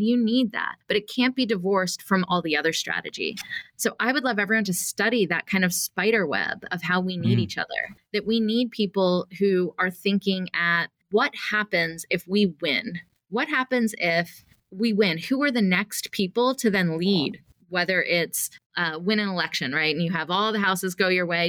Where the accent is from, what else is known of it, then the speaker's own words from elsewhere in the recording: Atlanta, Georgia, United States; I grew up in Atlanta, Georgia